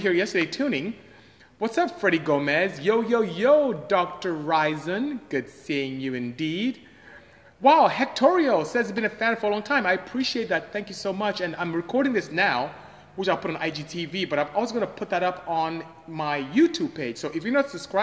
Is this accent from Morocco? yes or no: no; Nigeria; moved away as an adult; now in United States; I am not Jamaican, I am Nigerian actually. Came to US as far back as 1989 to go to school and just end up staying